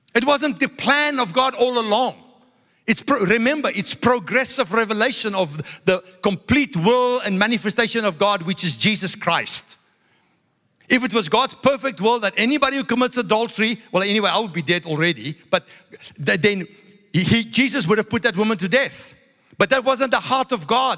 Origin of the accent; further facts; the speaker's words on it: South Africa; I grew up in South Africa. White South African religious people